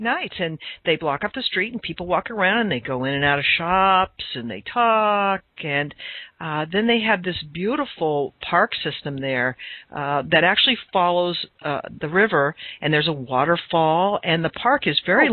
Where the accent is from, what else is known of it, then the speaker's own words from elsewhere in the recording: Southern Indiana, United States; I grew up in Southern Indiana